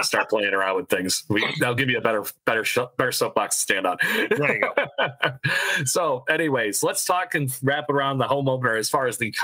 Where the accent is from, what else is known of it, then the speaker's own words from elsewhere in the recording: United States; I'm an American